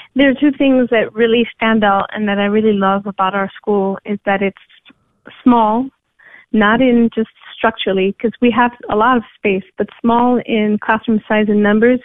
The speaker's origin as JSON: {"language": "English", "region": "New York", "country": "United States", "tie": "born or raised there", "moved": "as an adult", "said": "I'm originally from New York, I was born and raised by Puerto Rican parents, and I grew up in the city"}